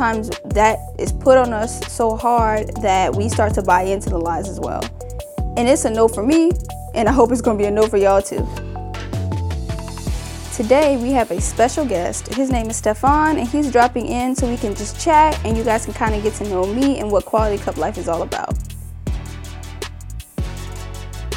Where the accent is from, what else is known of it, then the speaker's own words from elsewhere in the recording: South Carolina, United States; I'm from South Carolina.